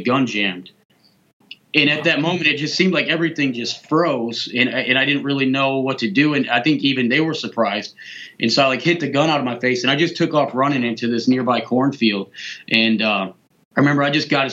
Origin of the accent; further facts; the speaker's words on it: Flint, Michigan, United States; also born or lived in Springfield; now in Baltimore, United States; I was born and raised in Flint